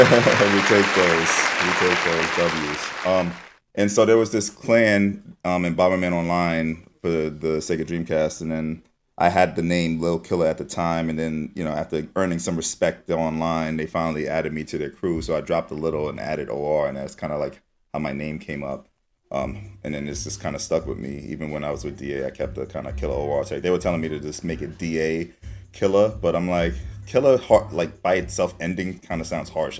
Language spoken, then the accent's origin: English; New York City, New York, United States; I'm from Harlem